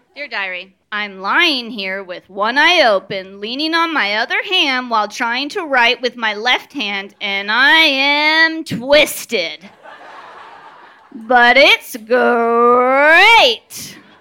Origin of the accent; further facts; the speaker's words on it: Danville, California, United States; I'm from Danville in Northern California, and I grew up uh, in a fairly strict Catholic home